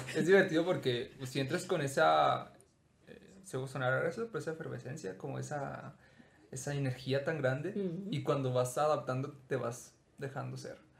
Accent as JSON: {"language": "Spanish", "country": "Mexico", "tie": "born or raised there", "said": "nací en México"}